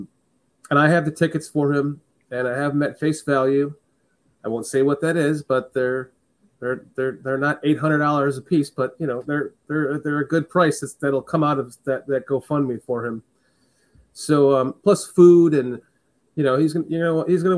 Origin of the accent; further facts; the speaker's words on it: Round Lake, Illinois, United States; I grew up in Round Lake, Foster